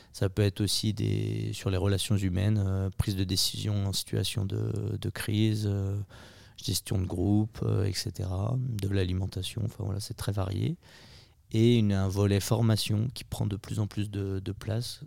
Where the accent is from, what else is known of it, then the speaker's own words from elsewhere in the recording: Maurienne, Auvergne-Rhône-Alpes, France; je suis originaire de Maurienne